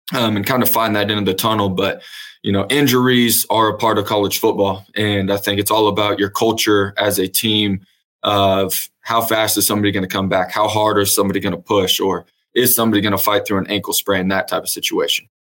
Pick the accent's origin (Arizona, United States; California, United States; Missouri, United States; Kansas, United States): Kansas, United States; Emporia; moved away as an adult; now in Edmond, United States; I was originally born and raised in Emporia, Kansas. Uh, grew up there, went to high school at Emporia High